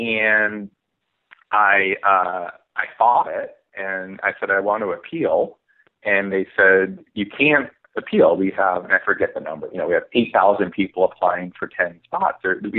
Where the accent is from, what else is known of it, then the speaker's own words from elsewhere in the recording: California, United States; I didn't know any writers growing up in the Bay Area.